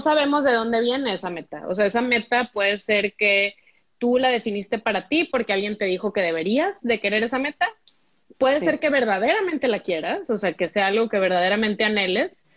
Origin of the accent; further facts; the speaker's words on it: Monterrey, Nuevo León, Mexico; also born or lived in Mexico City / Oaxaca; nací en Monterrey